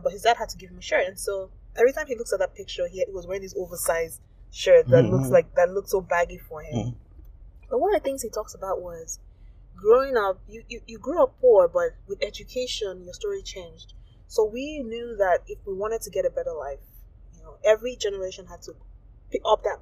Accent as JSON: {"language": "English", "country": "Nigeria", "tie": "born or raised there", "moved": "as an adult", "said": "as an African growing up in Nigeria"}